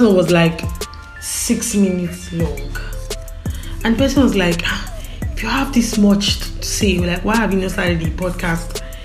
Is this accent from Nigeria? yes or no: yes; Igbo, Igboland, Nigeria; accent: Igbo; I'm Igbo, by the way, I'm Igbo. I don't know if you tell from my diction or accent, but I'm Igbo.